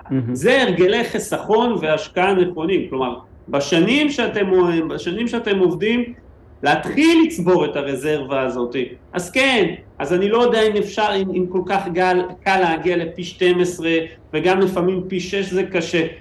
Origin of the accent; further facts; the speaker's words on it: Israel; אנחנו ישראלים